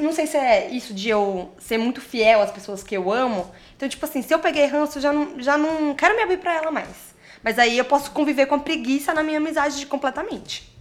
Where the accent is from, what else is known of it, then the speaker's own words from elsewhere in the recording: Maranhão, Brazil; Sou do Maranhão